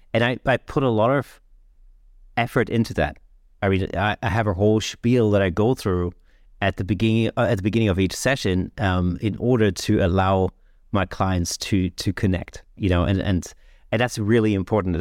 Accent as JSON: {"language": "English", "country": "United Kingdom", "said": "we used to use in Britain"}